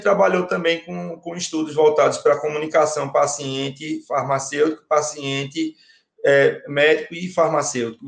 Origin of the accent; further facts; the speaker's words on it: Recife, Pernambuco, Brazil; eu sou pernambucano, do Recife